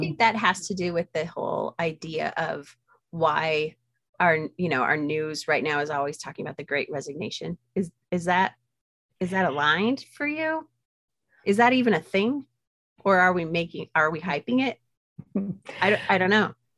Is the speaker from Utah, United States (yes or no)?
yes; Utah, United States; I grew up very isolated in Utah